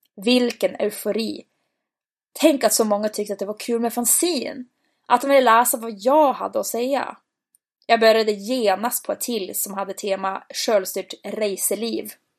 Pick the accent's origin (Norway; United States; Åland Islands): Norway; Bodø, Nordland; moved away as an adult; hemma i Bode